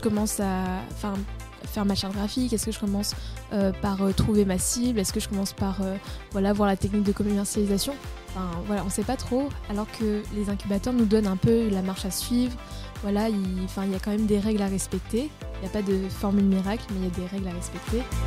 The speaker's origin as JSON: {"language": "French", "country": "Réunion", "tie": "born or raised there", "said": "on vit à La Réunion, enfin moi je suis originaire de La Réunion"}